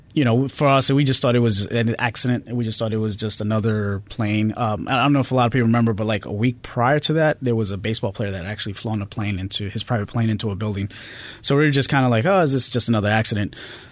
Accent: New York, United States; But just being growing up in New York, as they say, the New York attitude, it is real.

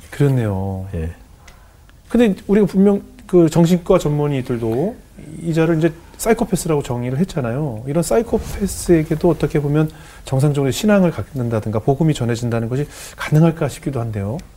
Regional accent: Iksan, North Jeolla, South Korea; 아 들어보니까 제 고향 13년 후배인 거예요. 어. 네. 고향 어디세요? 익산이요.

